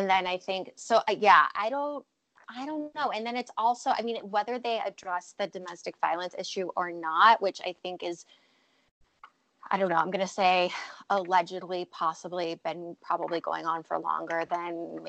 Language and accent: English; California, United States; as a Californian